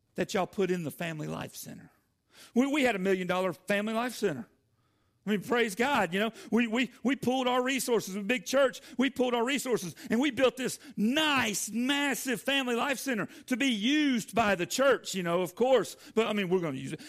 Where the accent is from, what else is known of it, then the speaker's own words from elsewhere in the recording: Atlanta, Georgia, United States; moved away as an adult; also born or lived in Jefferson, Georgia; now in Decatur, Alabama, United States; I am a, a Georgia boy, uh, born in Atlanta and raised my entire life. I grew up on a farm